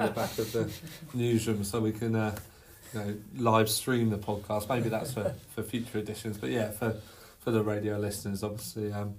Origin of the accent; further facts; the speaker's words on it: Guildford, South East England, United Kingdom; my hometown Guildford